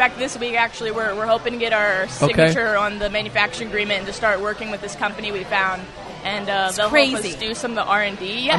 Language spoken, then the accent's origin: English; York, Pennsylvania, United States; York, PA.